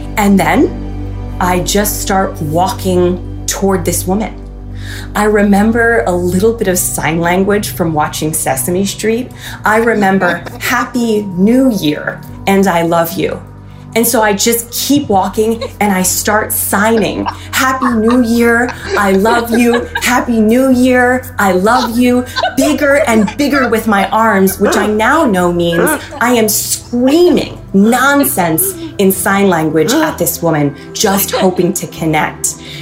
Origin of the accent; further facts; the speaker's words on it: Freehold Township, New Jersey, United States; Mischief Night is so revered, so important in my hometown